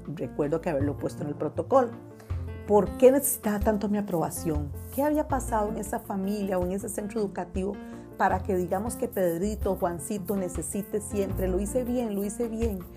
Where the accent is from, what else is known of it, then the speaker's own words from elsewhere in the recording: Costa Rica; en Costa Rica, en mi país